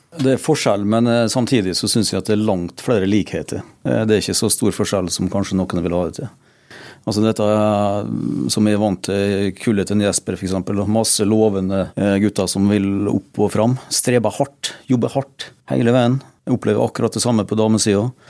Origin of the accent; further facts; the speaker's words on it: Norway; Jeg er jo født og oppvokst ute i Eurosen